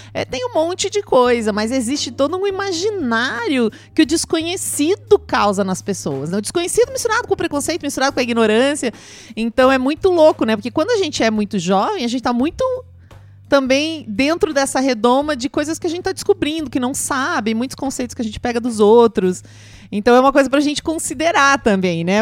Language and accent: Portuguese; Pato Branco, Paraná, Brazil; moved away; Eu nasci em Pato Branco, lá em Pato Branco